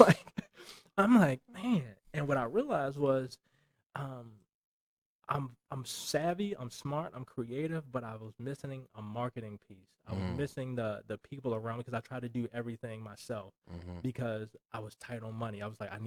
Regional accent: Baltimore, Maryland, United States; moved away as an adult; also born or lived in Houston, Texas; now in Las Vegas, United States; I'm a dude from East Baltimore.

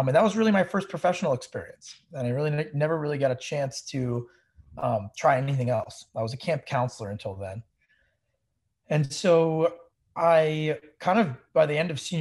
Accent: New York area, United States; also born or lived in Eastern Pennsylvania; I grew up in the New York area. I actually had been from there my whole life up until I was 18

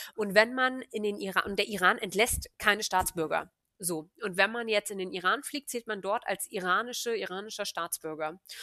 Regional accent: Hanover, Lower Saxony, Germany; moved away as an adult; ich bin Hannoveranerin, gebürtig und habe äh, ja, bin dann zum Studieren eine Zeit lang weggezogen und bin jetzt wieder in Hannover

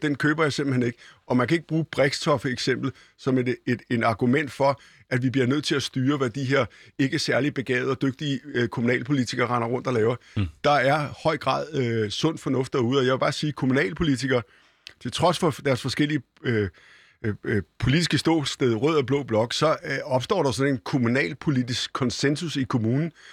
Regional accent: Copenhagen, Capital Region of Denmark, Denmark; Da jeg var barn og gik på Bispebjerg skole

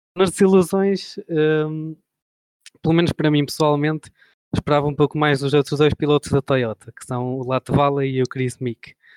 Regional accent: near Bragança District, Portugal; no Distrito de Bragança, que passava perto da minha terra

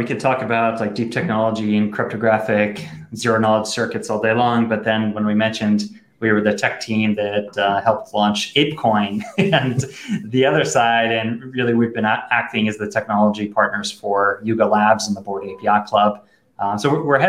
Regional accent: New York, United States; You know how to pronounce it better than I do. I'm from New York.

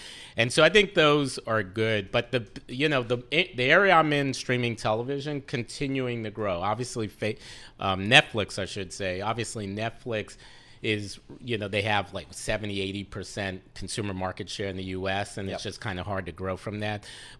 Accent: New York, United States; As a New Yorker.

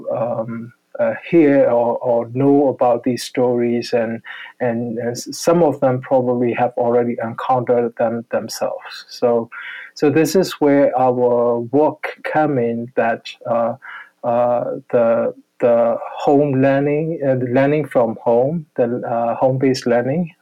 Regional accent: Yangon, Yangon Region, Myanmar; I grew up in Yangon

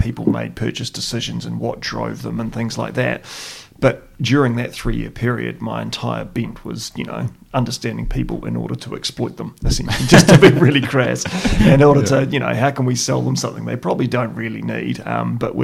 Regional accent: Christchurch, Canterbury, New Zealand; We grew up in St. Albans, and it was pleasant and it was nice

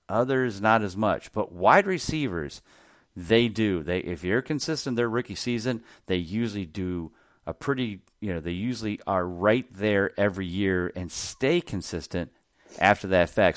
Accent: Ohio, United States; my home state of Ohio

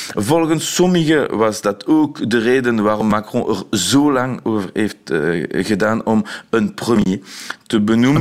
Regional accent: Belgium; als Belg

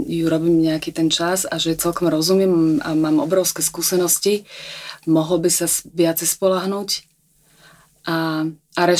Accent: Pezinok, Bratislava Region, Slovakia; Ja som ani lietadlom neletela, ja som bola z Pezinka, v, z malého mestečka.

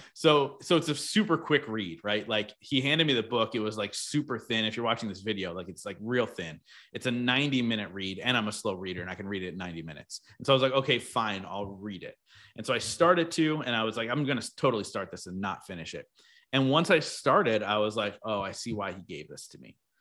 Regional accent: New Jersey, United States; I grew up in South Jersey, so really close to the beach

